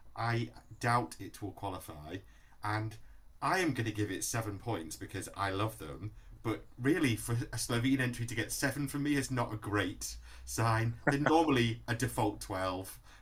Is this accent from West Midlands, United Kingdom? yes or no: no; Manchester, North West England, United Kingdom; born or raised there